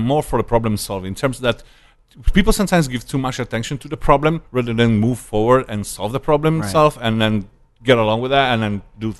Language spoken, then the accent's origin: English; Italy; first language Italian; English is a second language; moved away as an adult; No, I maintained my Italian status